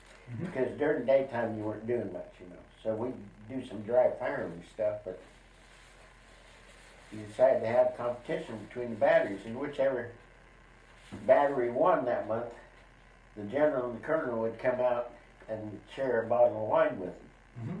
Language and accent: English; Billings, Montana, United States; Billings, Montana.